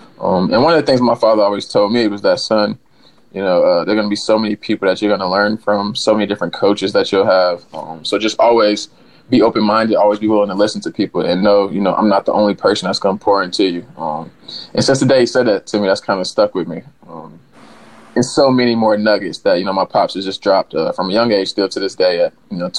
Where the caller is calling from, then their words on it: New Orleans, Louisiana, United States; So yeah, I'm down in New Orleans, Louisiana.